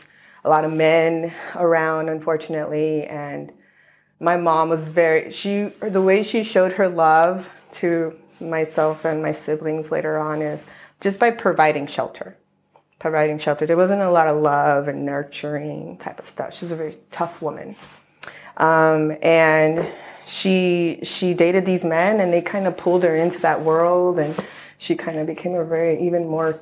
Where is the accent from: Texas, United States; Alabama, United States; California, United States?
California, United States; Los Angeles; also born or lived in Long Island, New York; I grew up in LA County for most of my life